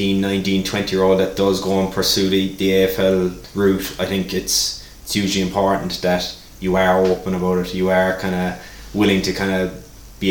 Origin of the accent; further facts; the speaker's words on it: Ireland; moved away; I was known as the Irishman